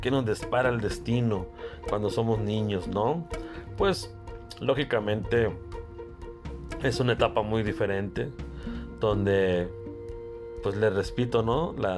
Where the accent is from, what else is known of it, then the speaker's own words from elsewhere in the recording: Carbó, Sonora, Mexico; desde mi pueblo, desde Carbó, Sonora.